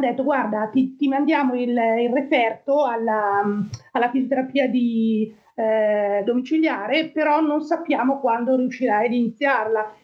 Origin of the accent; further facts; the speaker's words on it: Monza, Lombardy, Italy; moved away as an adult; now in Antrim, United Kingdom; sono nato a Monza nel 1968, quindi ho 54 anni e mi trovo in eh, Irlanda del Nord dal 2012